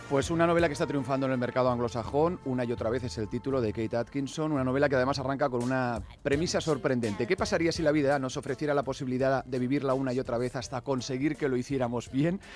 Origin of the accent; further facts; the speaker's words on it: Barcelona, Catalonia, Spain; yo soy de Barcelona